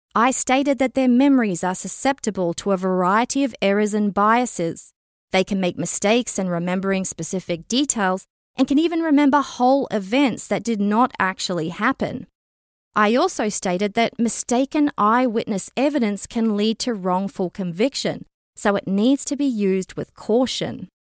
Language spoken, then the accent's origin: English; Canada; as a Canadian citizen and member of the general public